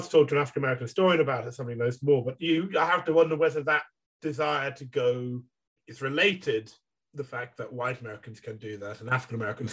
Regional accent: London, United Kingdom; I'm from South London

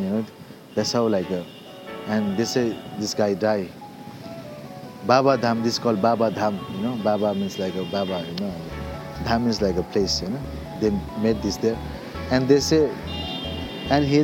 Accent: Kalimpong, West Bengal, India; first language Nepali; English is a second language; moved away as an adult; also born or lived in Darjeeling / Pokhara, Nepal / Lyon, France; From my hometown, Kalimpong

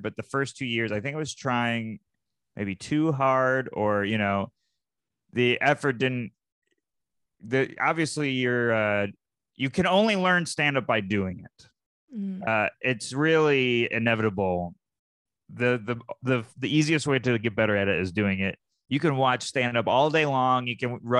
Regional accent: Syracuse, New York, United States; moved away; I'm from Syracuse, New York

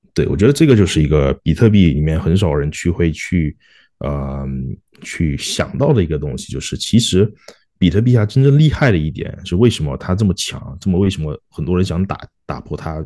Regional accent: Malaysia; also born or lived in Singapore; now in Australia; 我是马来西亚出生的华人，然后在新加坡念书，然后现在在澳洲也是有，就，就是工作嘛

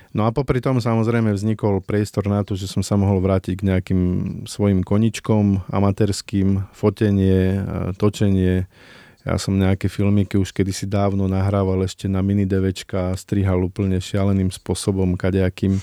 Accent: Slovakia; Ja pochádzam z Tatier

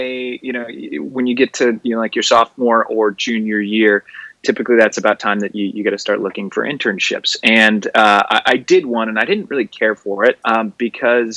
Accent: suburbs outside of Chicago, Illinois, United States; moved away as an adult; now in New York, United States; I grew up in the suburbs outside of Chicago

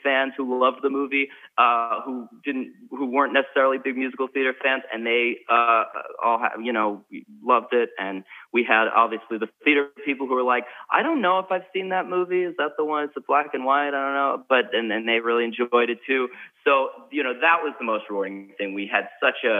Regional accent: New York, United States; I'm a New Yorker

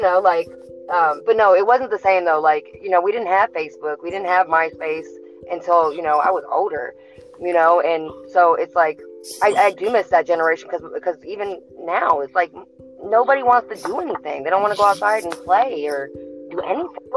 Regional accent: Scotland, United Kingdom; moved away; I'm from Scotland originally

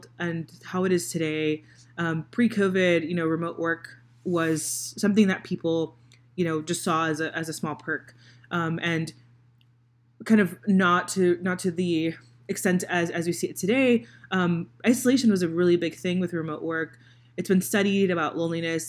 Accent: Miami, Florida, United States; now in Indianapolis, United States; I live in Indiana, so I live in Indianapolis, Indiana. I'm originally from Miami, Florida

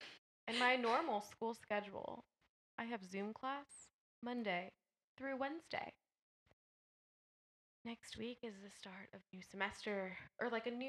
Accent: the Bay Area, California, United States; now in Las Vegas, United States; even though I'm from the Bay.

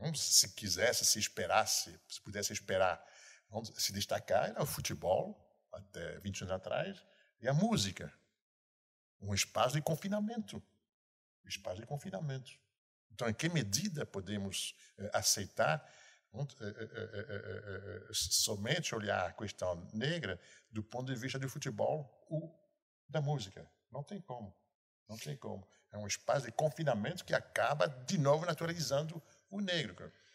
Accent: Rio de Janeiro, Brazil; sou carioca. Entretanto, entretanto, em 40 anos no Rio de Janeiro

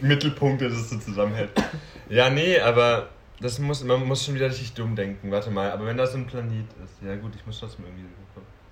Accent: Franconia, Bavaria, Germany; ich bin Franke

